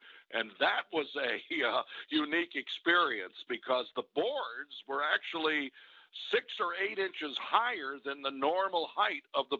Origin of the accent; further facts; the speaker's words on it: Detroit, Michigan, United States; moved away; I'm from Detroit